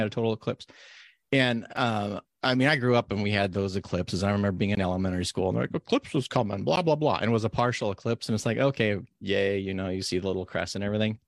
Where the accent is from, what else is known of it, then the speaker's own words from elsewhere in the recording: Nevada, United States; now in Oregon, United States; where I grew up in Nevada